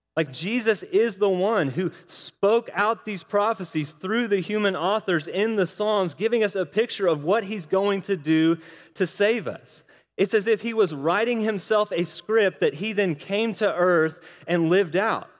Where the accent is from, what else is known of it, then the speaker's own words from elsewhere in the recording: Oklahoma, United States; I'm from Oklahoma